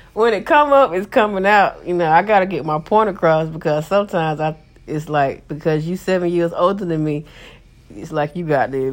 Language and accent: English; Abbeville, United States; I'm from Abbeville